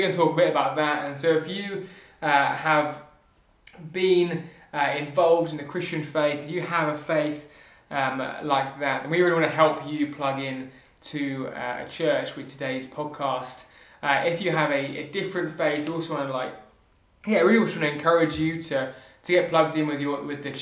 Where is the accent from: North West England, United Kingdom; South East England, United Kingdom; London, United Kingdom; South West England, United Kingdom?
South East England, United Kingdom; Southampton; I'm from Southampton